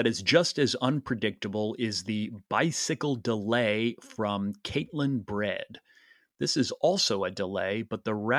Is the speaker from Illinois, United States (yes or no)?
yes; Peoria, Illinois, United States; I think my hometown of Peoria, Illinois.